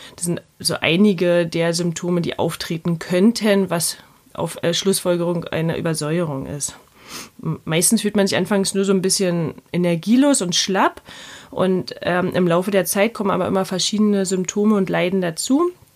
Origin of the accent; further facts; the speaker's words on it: Berlin, Germany; accent: Berlinisch; nicht mehr ganz so Berlinern